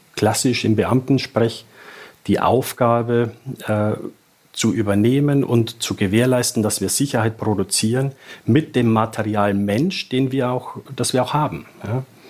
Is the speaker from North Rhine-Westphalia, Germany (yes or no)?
no; south of Regensburg, Bavaria, Germany; accent: Bavarian; ich bin äh, südlich von Regensburg aufgewachsen.